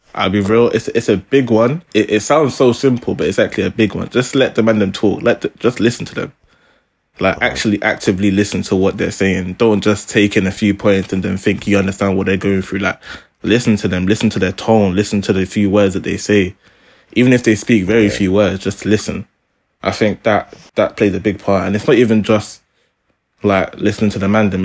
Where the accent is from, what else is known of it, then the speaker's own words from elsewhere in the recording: London, United Kingdom; we are three guys from South London